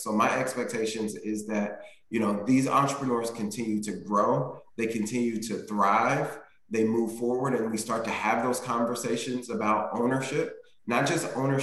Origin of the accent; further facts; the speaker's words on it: Indianapolis, Indiana, United States; moved away as an adult; now in Cincinnati, United States; I was born and raised in Indianapolis